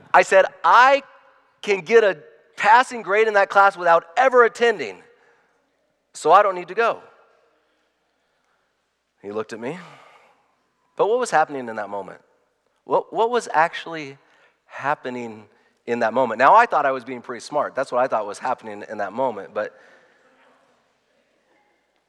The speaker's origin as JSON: {"language": "English", "country": "United States", "said": "I'm proud to be an American"}